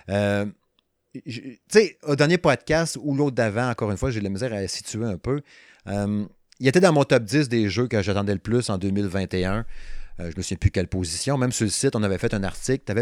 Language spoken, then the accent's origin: French; Quebec, Canada; accent: Saguenay; Euh, de medium, hein, avec mon excellent accent, n'est-ce pas? L'accent du Saguenay, hein.